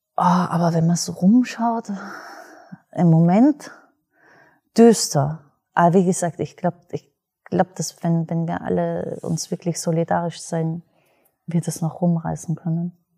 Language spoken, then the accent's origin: German; Austria; ich selber bin Österreicherin